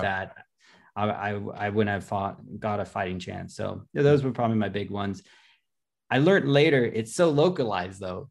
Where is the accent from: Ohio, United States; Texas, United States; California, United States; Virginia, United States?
California, United States; Los Angeles; I'm from Los Angeles, California